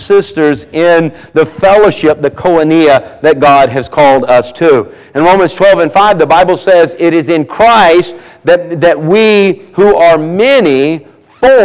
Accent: the South, United States; accent: southern; I got my southern accent

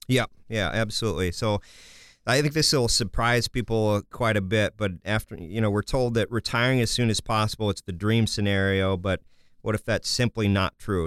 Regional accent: Kansas, United States; I'm from Kansas

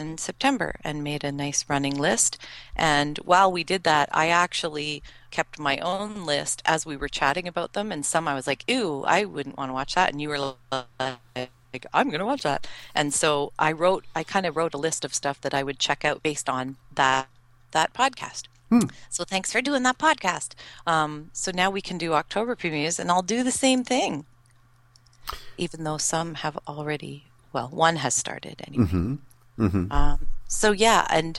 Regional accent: Canada; I'm Canadian

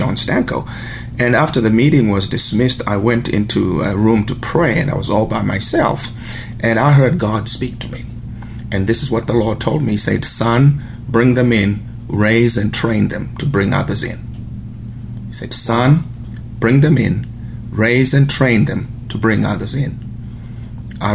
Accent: Zimbabwe; moved away; I was born in Zimbabwe, which was Rhodesia at the time, and pretty much grew up in a broken home

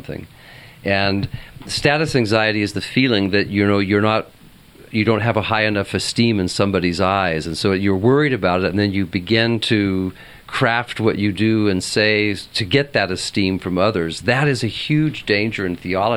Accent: Southern California, United States; also born or lived in Santa Barbara; I'm Southern Californian.

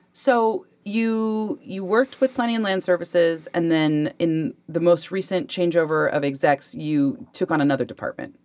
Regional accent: Spanaway, Washington, United States; also born or lived in South Hill, Washington; I grew up in South Hill and Spanaway

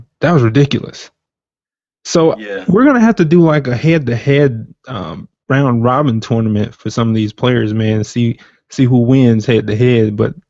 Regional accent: Georgia, United States; I'm from Georgia.

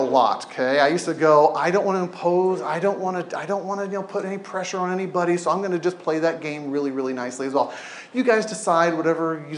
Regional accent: Southern California, United States; now in Oregon, United States; I grew up in Southern California

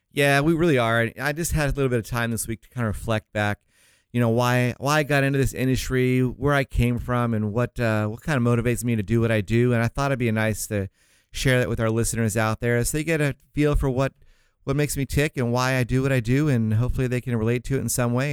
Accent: St. Augustine, Florida, United States; moved away; I was raised in Saint Augustine, Florida is the city out there near, uh, Jacksonville, small

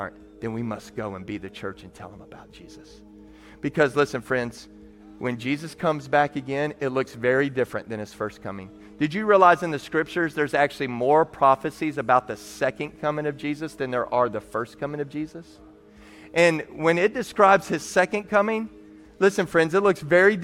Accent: Texas, United States; I'm from Texas

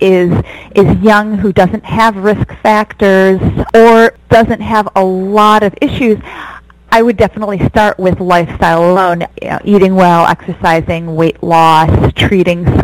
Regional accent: Michigan, United States; moved away as an adult; also born or lived in upstate New York / Detroit / Rochester; now in Los Angeles, United States; I grew up in Michigan

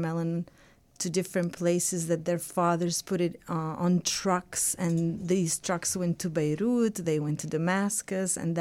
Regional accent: Bethlehem, West Bank, Palestine; I was too young when I was trying to start this farm in my hometown

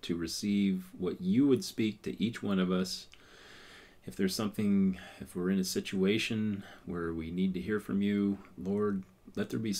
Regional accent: United States; because we're American.

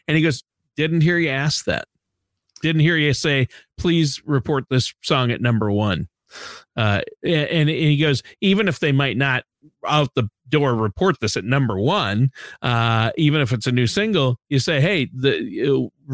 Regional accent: Minnesota, United States; moved away; I grew up in Minnesota

